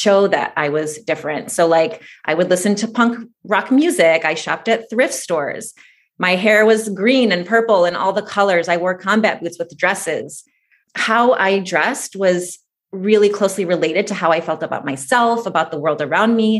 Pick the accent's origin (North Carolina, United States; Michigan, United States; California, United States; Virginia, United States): Michigan, United States; suburbs outside of Detroit; also born or lived in Moscow, Russia; I was born in Moscow, Russia. My family immigrated here when I was about 3 years old to suburbs outside of Detroit, Michigan